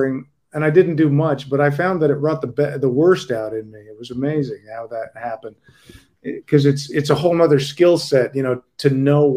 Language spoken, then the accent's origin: English; Denver, Colorado, United States; moved away; I came from Denver, Colorado, out of the middle of nowhere